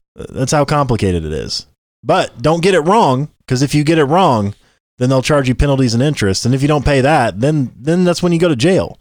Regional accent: Southern Illinois, United States; growing up where we grew up in Southern Illinois

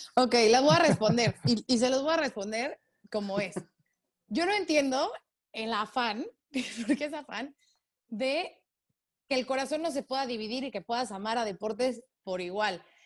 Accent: Mexico; soy este, periodista mexicana

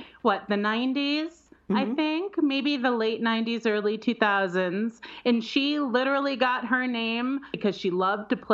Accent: Chicago, Illinois, United States; now in Colorado, United States; I'm from Chicago.

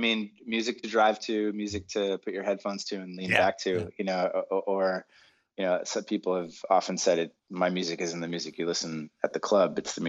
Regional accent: Boston, Massachusetts, United States; now in California, United States; You know, when I moved, I'm from Boston, maybe a typical masshole. I don't know. I was very, very stressed out every time I drove here for the first couple of years.

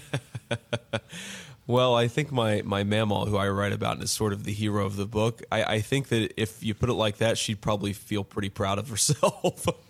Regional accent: Middletown, Ohio, United States; born or raised there

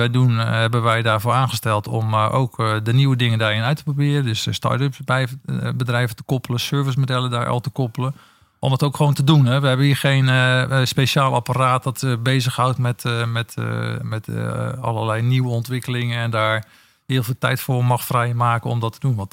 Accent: Netherlands; ik ben Nederlander

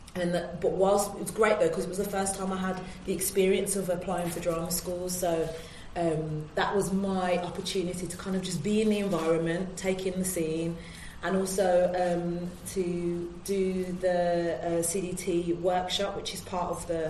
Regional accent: Birmingham, West Midlands, United Kingdom; moved away as an adult; also born or lived in London; I'm from Birmingham. Um, went to Central

